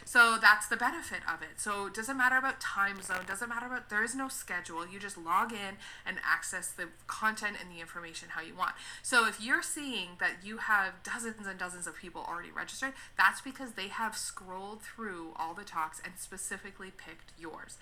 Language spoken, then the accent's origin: English; Canada; I'm from Canada, so uh, in Canada, my le- my registration is I'm a registered social worker.